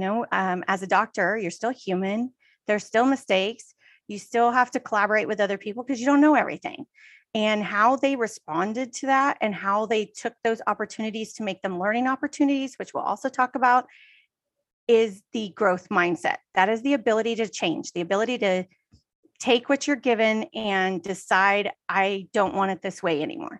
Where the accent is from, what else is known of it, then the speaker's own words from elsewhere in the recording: Texas, United States; now in California, United States; I'm originally from Texas, and we live in California